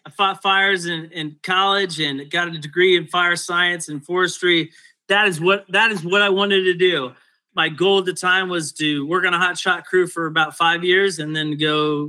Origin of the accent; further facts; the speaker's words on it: right outside of Indianapolis, United States; also born or lived in Colorado; I grew up right outside of Indianapolis, Indiana.